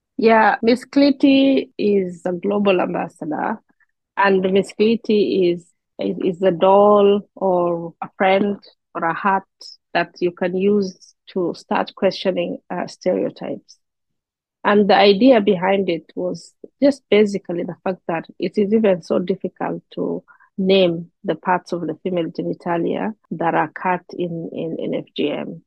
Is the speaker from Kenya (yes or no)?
yes; Kenya; moved away as an adult; now in Canada; I am from Kenya. I have been in Canada for the last four years